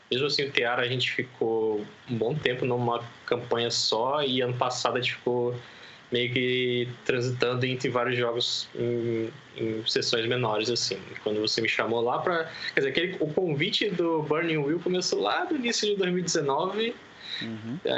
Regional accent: Volta Redonda, Rio de Janeiro, Brazil; now in São Paulo, Brazil; tenho 32 anos, sou originário da cidade de Volta Redonda, interior do Rio de Janeiro, e dos últimos anos tenho residido aqui na cidade de São Paulo, capital

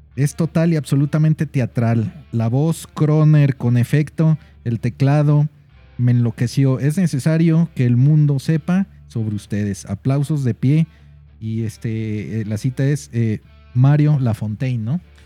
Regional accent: Guadalajara, Jalisco, Mexico; nosotros como tapatíos

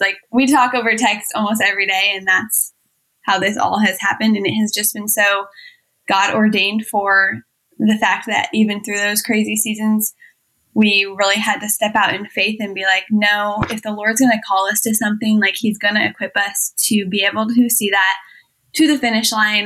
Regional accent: Iowa, United States; I was born and raised in Iowa. We still live here

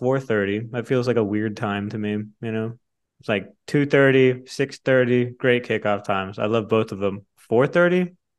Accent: the Rio Grande Valley, Texas, United States; I'm from the Valley.

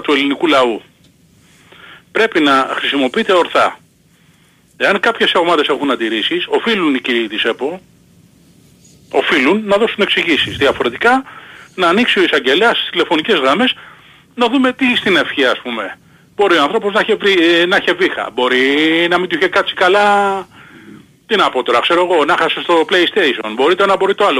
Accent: Peristeri, Attica, Greece; από το Περιστέρι είμαι

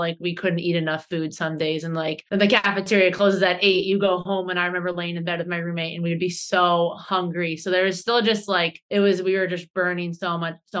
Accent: Ohio, United States; moved away as an adult; now in Boston, United States; I live in Boston, Massachusetts, USA. I'm originally from Ohio.

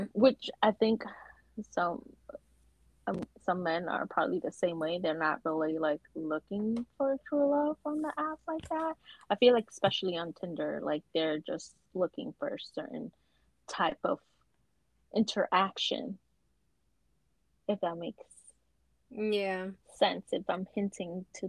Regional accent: New York, United States; I'm from New York.

